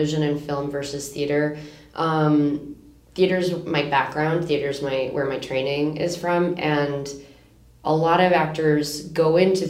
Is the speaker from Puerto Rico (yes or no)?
yes; Puerto Rico; I'll say Puerto Rico